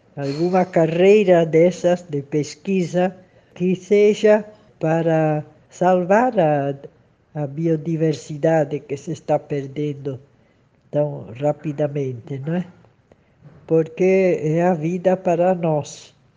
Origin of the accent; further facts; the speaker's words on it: São Paulo, Brazil; moved away as an adult; also born or lived in St. Louis, Missouri; now in Peru; sendo que eu sou paulistana, né? sou de São Paulo